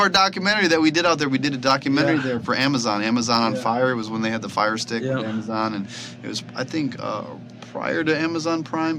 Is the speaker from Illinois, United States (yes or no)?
yes; Chicago, Illinois, United States; moved away as an adult; now in Los Angeles, United States; I'm from Chicago.